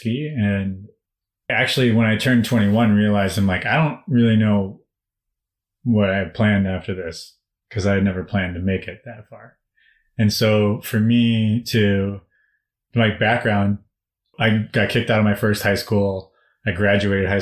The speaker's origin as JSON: {"language": "English", "country": "United States", "said": "my father's Indian, my mother's Irish, and I'm American"}